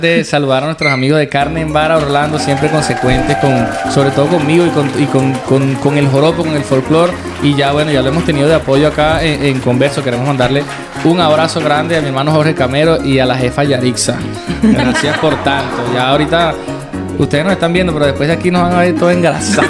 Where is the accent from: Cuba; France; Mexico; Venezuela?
Venezuela; moved away; nuestra Venezuela